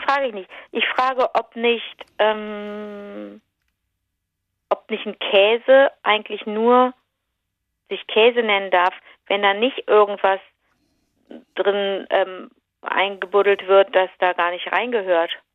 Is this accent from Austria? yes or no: no; Rhineland, Germany; bei uns im Rheinland sind Teilchen so Gebäck, ist Plundergebäck